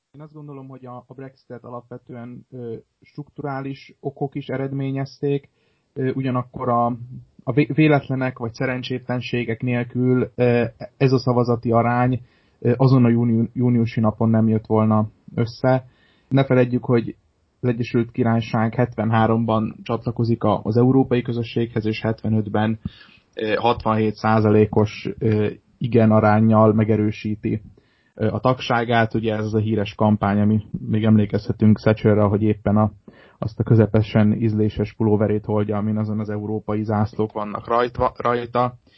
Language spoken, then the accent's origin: Hungarian; Hungary